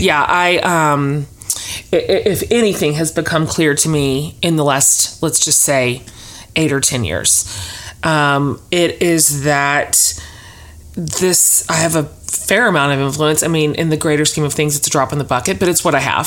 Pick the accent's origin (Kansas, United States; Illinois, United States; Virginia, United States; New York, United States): Kansas, United States; now in Austin, United States; I was born in Kansas